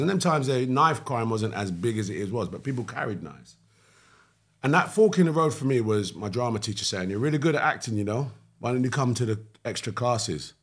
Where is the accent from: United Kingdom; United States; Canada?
United Kingdom; London; I grew up in East London. Hackney, Cannon Town.